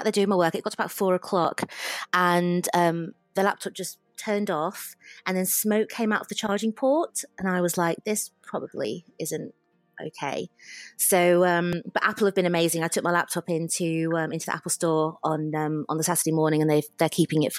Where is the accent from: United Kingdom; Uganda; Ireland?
United Kingdom; England; moved away as an adult; also born or lived in Leeds / London / Australia / New Zealand; leaving England